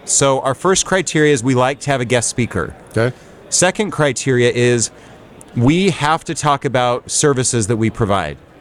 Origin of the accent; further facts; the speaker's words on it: Salt Lake City, Utah, United States; I am from Salt Lake City, Utah. We run a brokerage and a property management company